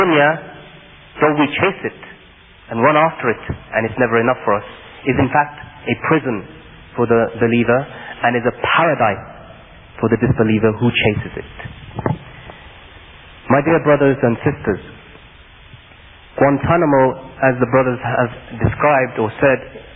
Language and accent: English; United Kingdom; I am a British citizen born and raised in the United Kingdom.